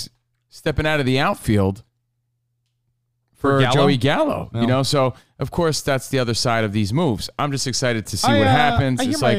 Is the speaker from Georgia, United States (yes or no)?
no; Union, New Jersey, United States; now in Los Angeles, United States; We're in L.A., but we're from the East Coast. Union, New Jersey.